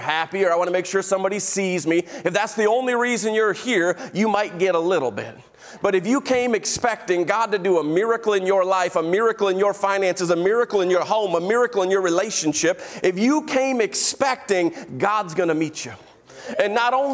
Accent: Illinois, United States; moved away; I'm from Illinois

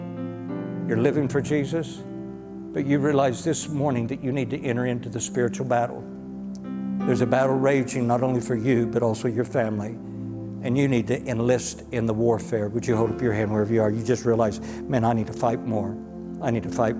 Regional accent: United States; as an American

